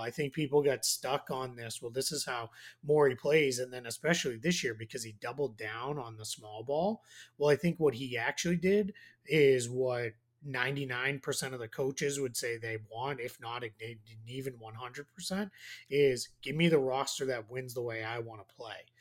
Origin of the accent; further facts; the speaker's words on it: Boston, Massachusetts, United States; accent: Boston; My Boston accent